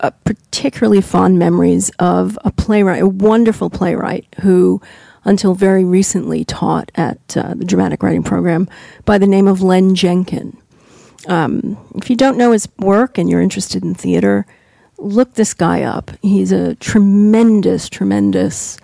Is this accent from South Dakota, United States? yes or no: no; New York, United States; I grew up in New York, so going to NYU